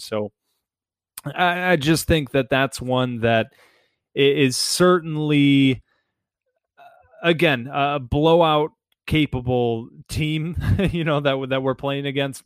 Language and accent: English; Detroit, Michigan, United States; growing up in Metro Detroit